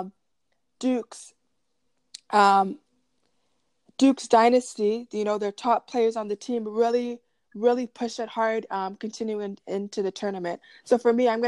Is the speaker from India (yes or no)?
no; Canada; as a Canadian